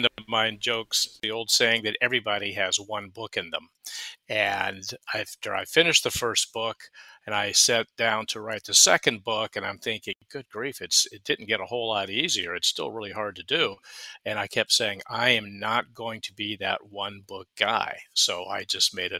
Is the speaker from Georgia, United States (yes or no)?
yes; Atlanta, Georgia, United States; moved away as an adult; also born or lived in Phoenix, Arizona; now in Charleston, United States; born and raised in Atlanta and found my way to Phoenix, Arizona